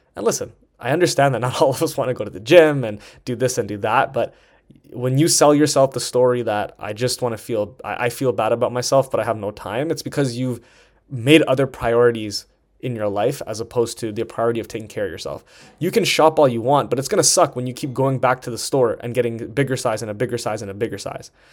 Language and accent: English; Toronto, Ontario, Canada; moved away as an adult; also born or lived in Vancouver; I'm from Toronto and I was living, living in Vancouver at the time.